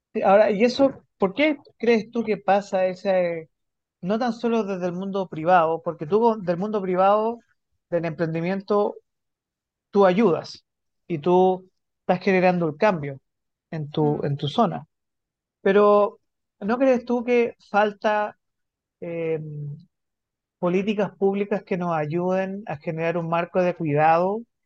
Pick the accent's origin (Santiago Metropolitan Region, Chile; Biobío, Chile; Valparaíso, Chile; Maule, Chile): Santiago Metropolitan Region, Chile; Santiago; yo soy de Santiago